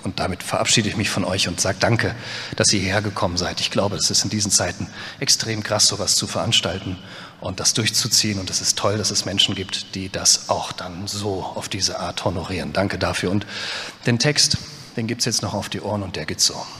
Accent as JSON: {"language": "German", "area": "Westerwald", "region": "Rhineland-Palatinate", "country": "Germany", "said": "ich komme aus dem Westerwald"}